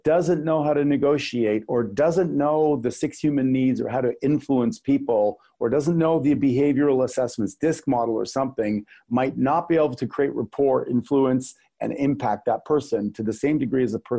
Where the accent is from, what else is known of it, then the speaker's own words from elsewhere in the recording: Canada; I'm Canadian